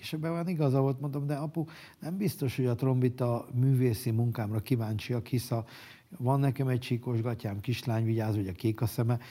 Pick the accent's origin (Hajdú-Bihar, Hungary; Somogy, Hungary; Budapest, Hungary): Budapest, Hungary; Soroksáron nőttem fel, az én szüleim soroksáriak